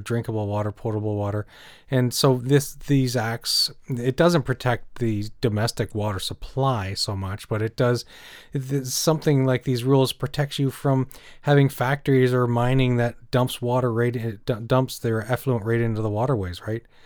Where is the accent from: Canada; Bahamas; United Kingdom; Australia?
Canada; also born or lived in Cornwall, Ontario